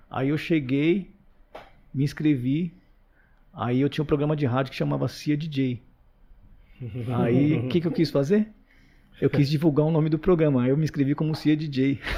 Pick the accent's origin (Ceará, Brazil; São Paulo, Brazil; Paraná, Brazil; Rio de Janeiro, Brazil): São Paulo, Brazil; Carapicuíba; Porque eu vim lá de Carapicuíba, pá. Mano, eu era um moleque que, tipo, eu não, não tava no meio